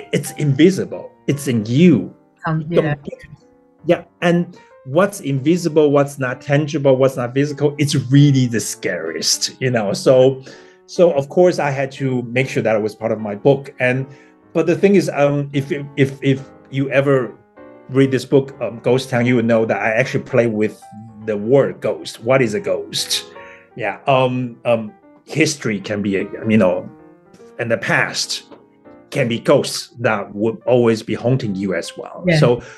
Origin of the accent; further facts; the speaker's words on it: Taiwan; first language Taiwanese; English is a second language; moved away as an adult; also born or lived in Taipei, Taiwan; now in Berlin, Germany; I grew up in Taiwan, this small town